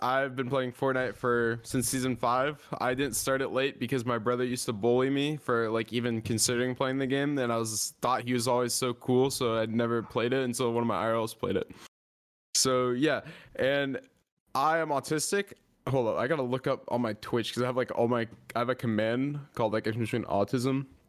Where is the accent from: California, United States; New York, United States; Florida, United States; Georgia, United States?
Georgia, United States; Atlanta; born there; But I was born in Atlanta, actually.